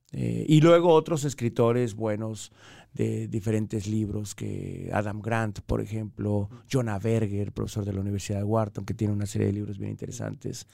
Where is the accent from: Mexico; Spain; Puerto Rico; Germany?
Mexico; moved away as an adult; also born or lived in Colombia; soy mexicano